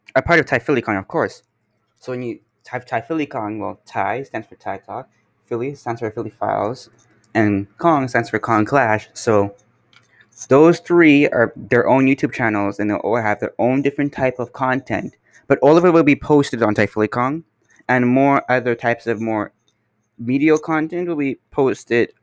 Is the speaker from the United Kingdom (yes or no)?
no; Canada; I'm here from Canada